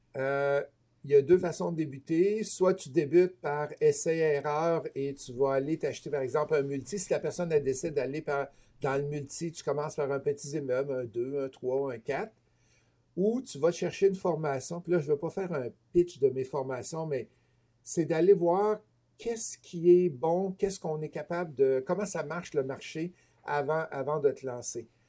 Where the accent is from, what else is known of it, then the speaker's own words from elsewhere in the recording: Beauce, Quebec, Canada; accent: Beauceron; moved away; also born or lived in Toronto; je suis originaire de la Beauce, fait que si vous entendez des mots bizarres des fois dans ma bouche, ben, c'est mon accent beauceron que j'ai pas tout à fait perdu encore